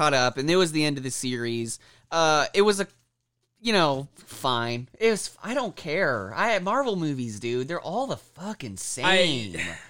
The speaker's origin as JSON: {"language": "English", "region": "Kansas", "country": "United States", "said": "I'm from Kansas, bro."}